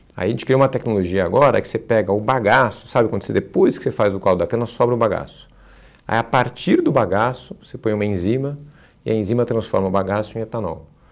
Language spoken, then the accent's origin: Portuguese; Brazil; como brasileiro